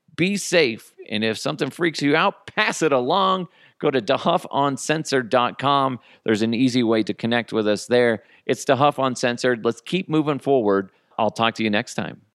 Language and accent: English; Broomfield, Colorado, United States; the house that I grew up in Broomfield